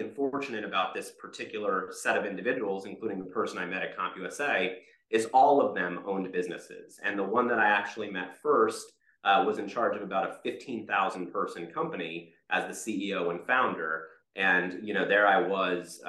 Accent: Rockville, Maryland, United States; I grew up just outside of Washington, D.C. in Rockville, Maryland

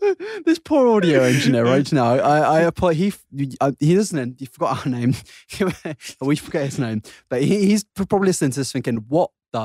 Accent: United Kingdom; The problem with being British is that we have such normal voices

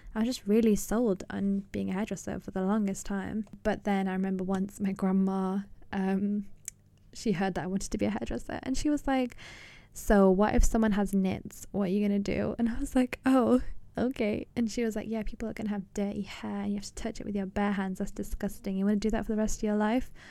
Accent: England, United Kingdom; also born or lived in Pakistan; I'm from Pakistan originally, and I grew up in England, Britain

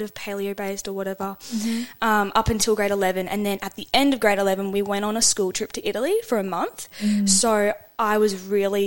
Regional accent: Sunshine Coast, Queensland, Australia; I'm from the Sunshine Coast

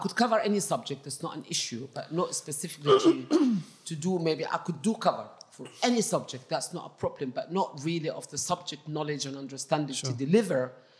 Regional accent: Egypt; English is a second language; moved away as an adult; now in United Kingdom; Because I came from Egypt, obviously, in 1984, as a qualified science teacher, qualified in Egypt, but I wasn't qualified here.

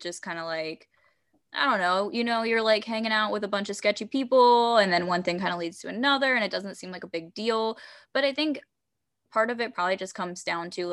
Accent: Baltimore, Maryland, United States; Growing up in Baltimore

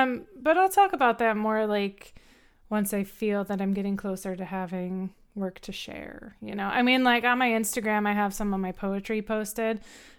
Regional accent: Wisconsin, United States; moved away as an adult; now in California, United States; I am originally from Wisconsin, but I've lived in California for like 14 years now. But I am actually moving home next month

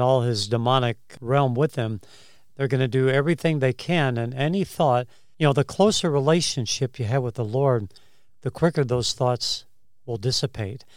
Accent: Chicago, Illinois, United States; I grew up in Chicago

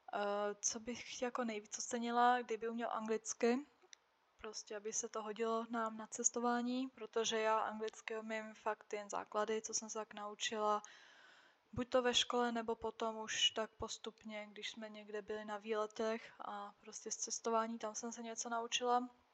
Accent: Slovakia; first language Czech; moved away as an adult; now in Czech Republic; já jsem žila oficiálně na Slovensku, ale prostě od malička jsem jezdila do Čech, moje máma je Češka, od malička jsem mluvila česky a vždycky jsem se cítila jako Češka

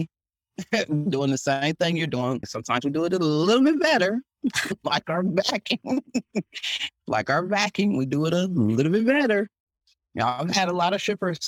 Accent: Columbus, Ohio, United States; now in Texas, United States; I'm from Columbus, Ohio

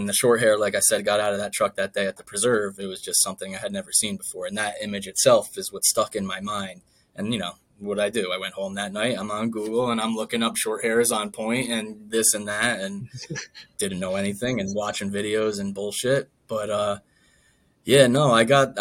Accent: Northern New Jersey, United States; I'm from Northern New Jersey

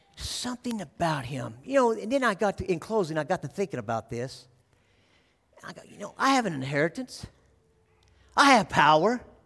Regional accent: Texas, United States; moved away; I'm a Texas boy, I was born in Texas

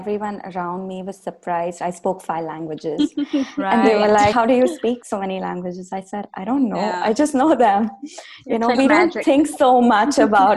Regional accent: India; as an Indian clinician

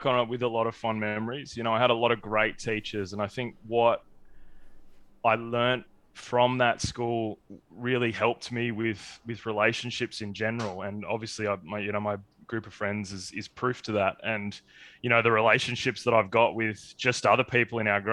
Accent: Castle Hill, New South Wales, Australia; growing up in Castle Hill

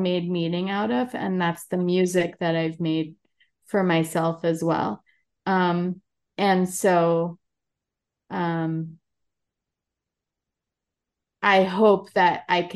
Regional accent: New York City, New York, United States; also born or lived in Brazil; I'm American and born and raised in New York

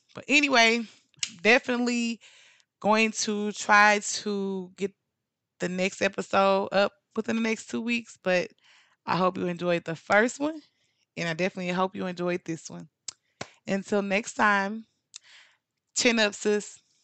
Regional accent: St. Louis, Missouri, United States; now in Dallas–Fort Worth, United States; my hometown of Saint Louis

